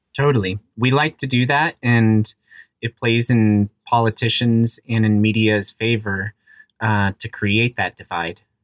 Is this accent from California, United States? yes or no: no; Aspen, Colorado, United States; I grew up in Aspen, Colorado. I'm very fortunate to, uh, to have that as my hometown